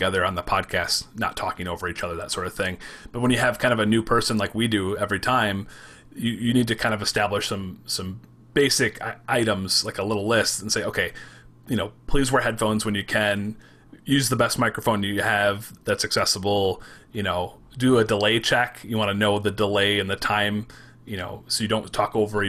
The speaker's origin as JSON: {"language": "English", "region": "Michigan", "country": "United States", "accent": "Michigan", "said": "I talk really fast. It's a very Michigan thing, right, to talk really fast and put words together"}